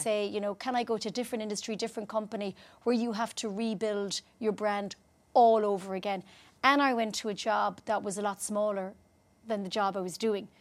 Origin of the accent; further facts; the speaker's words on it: Ireland; moved away as an adult; also born or lived in United Kingdom; I'm Irish